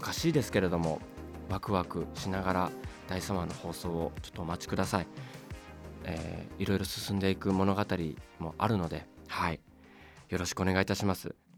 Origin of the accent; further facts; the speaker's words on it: Tokyo, Japan; 僕も東京出身ですけど